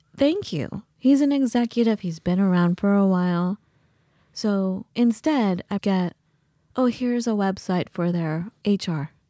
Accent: United States; also born or lived in England; as an American student

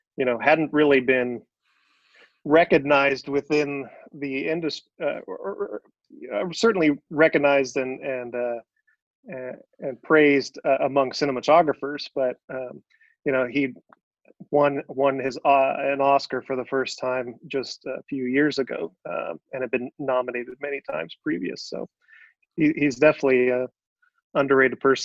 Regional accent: Fresno, California, United States; I'm born and raised in Fresno

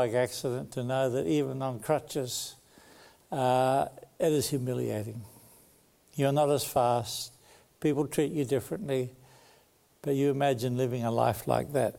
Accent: Sydney, New South Wales, Australia; I was born in Sydney.

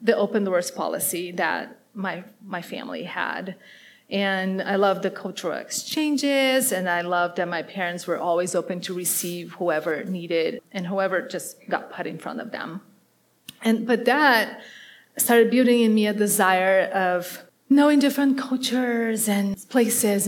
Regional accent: Curitiba, Paraná, Brazil; English is a second language; moved away; I grew up in Brazil in South America, and in a big city. My city today has probably like 2.5 million people, and it's called Curitiba, it's in the south

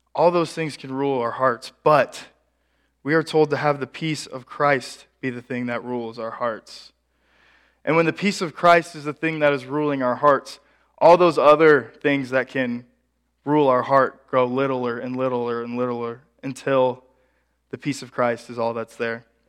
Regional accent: Ashland, Nebraska, United States; my hometown of Ashland, Nebraska

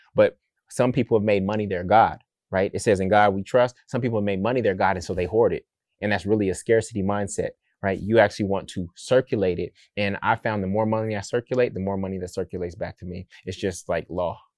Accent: Oakland, California, United States; I'm from Oakland

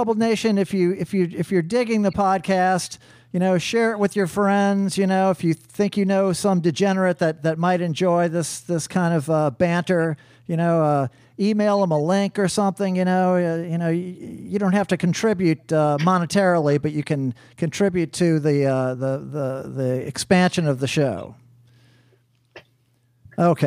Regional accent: New Orleans, Louisiana, United States; I'm from New Orleans

